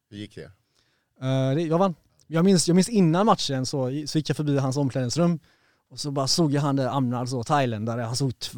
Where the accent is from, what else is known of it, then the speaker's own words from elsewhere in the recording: Partille, Västra Götaland, Sweden; Det började i Partille faktiskt. Ja. Jag växte upp i Partille.